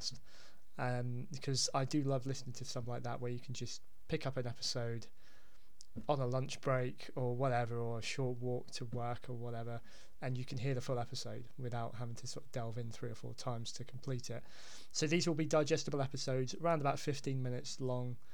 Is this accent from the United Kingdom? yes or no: yes; Hampshire, South East England, United Kingdom; now in Devon, United Kingdom; I'm being down in Devon, and I'm also originally from Hampshire